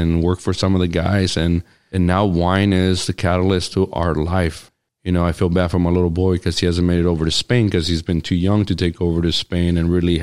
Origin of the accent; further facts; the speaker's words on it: Cambria, California, United States; I grew up in Cambria since I was 8 years old.